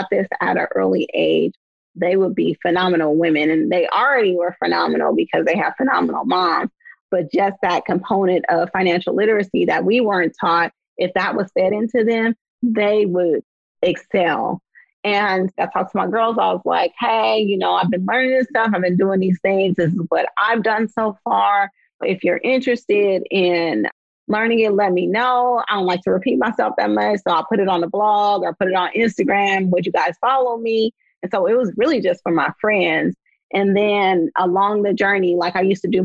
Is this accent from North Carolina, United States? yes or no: no; Oakland, California, United States; I'm from the San Francisco Bay Area, born and raised in Oakland